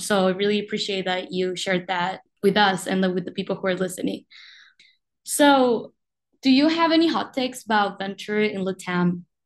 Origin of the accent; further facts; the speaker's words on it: Uruguay; now in Rochester, United States; I was born and raised in Uruguay